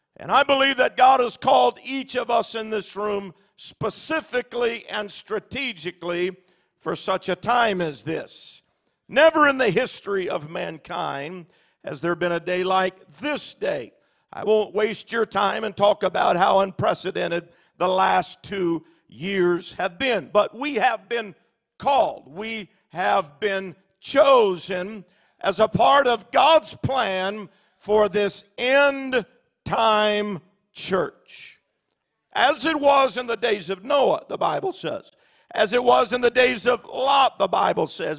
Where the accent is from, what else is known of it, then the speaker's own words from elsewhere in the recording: Alaska, United States; I'm from Alaska